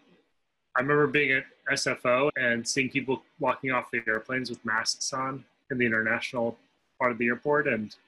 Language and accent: English; Cleveland, Ohio, United States; In Cleveland, Ohio.